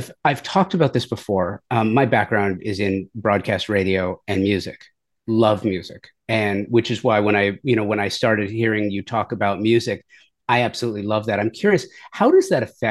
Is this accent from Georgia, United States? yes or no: no; Los Angeles, California, United States; I grew up in the San Fernando Valley in the 1980s